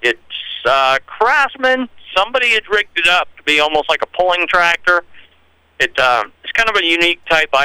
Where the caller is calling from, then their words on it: Bethel, Maine, United States; I'm from Bethel at 592-2142.